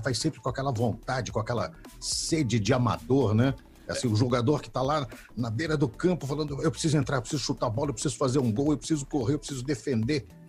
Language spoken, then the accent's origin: Portuguese; São Paulo, Brazil; also born or lived in Belo Horizonte, Minas Gerais; Eu sou de BH, nasci em Belo Horizonte, vim para São Paulo com dois anos, três anos de idade, já estou paulista